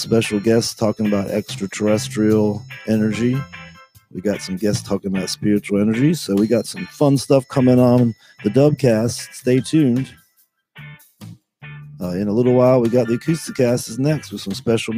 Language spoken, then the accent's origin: English; United States; We're really American